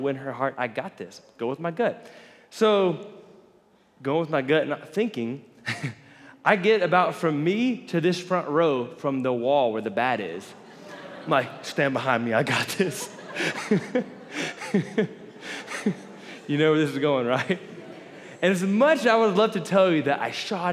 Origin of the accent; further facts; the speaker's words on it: Florida, United States; I grew up in Florida